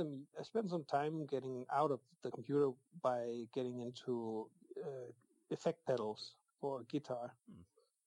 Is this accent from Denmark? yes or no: yes; Denmark; I'm from the mainland of Denmark